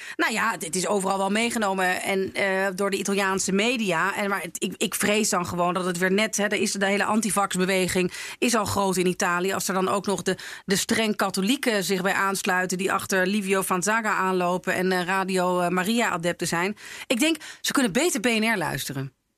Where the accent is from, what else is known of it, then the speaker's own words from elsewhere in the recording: Laren, North Holland, Netherlands; now in Amsterdam, Netherlands; waar ik ben opgegroeid, in Laren